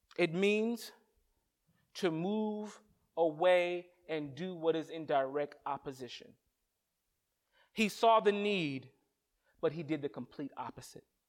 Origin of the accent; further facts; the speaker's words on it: North Carolina, United States; moved away as an adult; now in Boston, United States; I'm from North Carolina